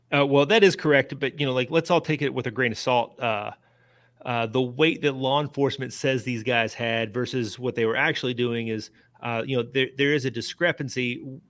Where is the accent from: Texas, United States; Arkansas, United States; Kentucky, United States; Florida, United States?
Kentucky, United States; Lebanon; Marion County, Lebanon, uh, my hometown